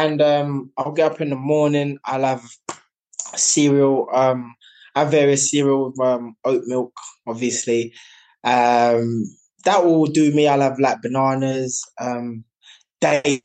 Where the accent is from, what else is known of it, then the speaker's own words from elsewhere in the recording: Jamaica; now in United Kingdom; growing up in Jamaica, we had our own animals